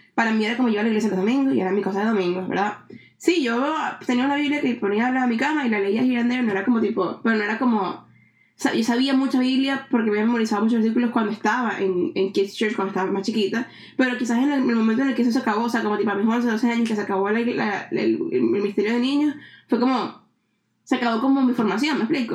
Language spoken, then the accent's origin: Spanish; Venezuela; now in Canada; cuando yo me fui de Venezuela, que me vine para acá